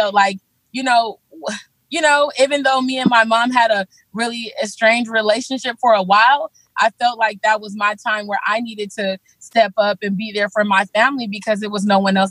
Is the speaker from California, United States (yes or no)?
yes; Los Angeles, California, United States; also born or lived in Belize; I came to California with my mom when I was about 4 years old. We lived in, you know, South Central LA.